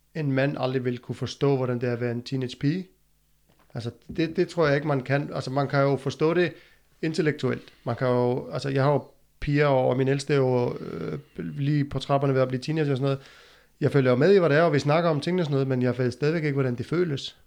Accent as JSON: {"language": "Danish", "country": "Iceland", "moved": "yes", "said": "hjemme i Island"}